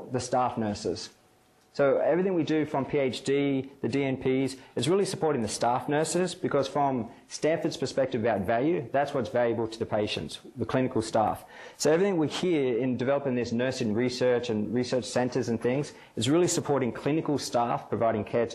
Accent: Australia; moved away as an adult; also born or lived in Canada; now in United States; being Australian

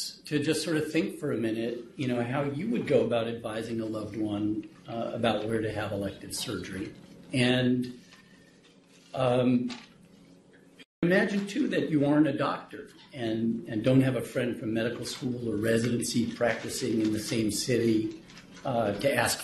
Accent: New York, United States; moved away; I grew up in New York, so I'm a fast talker

